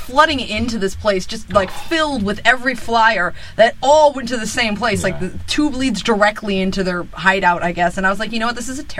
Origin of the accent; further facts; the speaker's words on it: East Coast, United States; I'm from the East Coast.